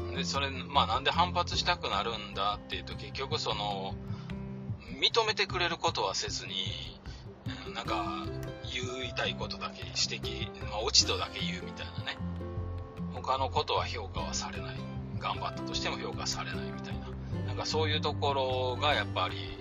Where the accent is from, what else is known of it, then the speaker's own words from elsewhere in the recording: Kyoto, Japan; 京都生まれ京都育ちなので